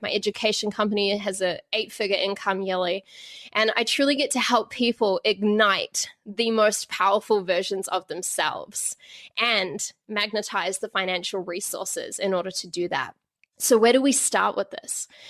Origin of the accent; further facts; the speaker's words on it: Auckland, New Zealand; I grew up in Auckland, in New Zealand.